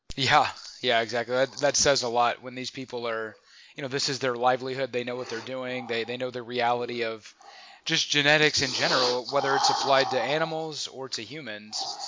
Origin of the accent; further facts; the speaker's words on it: United States; I say that as an American.